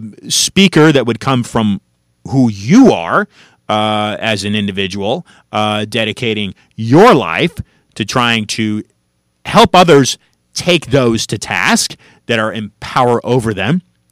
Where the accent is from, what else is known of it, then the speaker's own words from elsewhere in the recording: San Francisco, California, United States; moved away; I'm originally from San Francisco